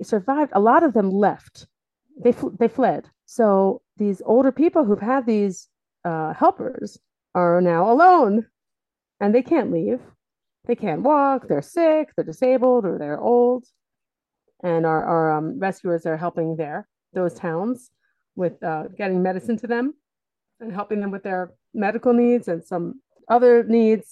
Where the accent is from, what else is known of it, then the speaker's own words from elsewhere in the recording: Delaware, United States; moved away as an adult; now in Israel; I'm from Delaware originally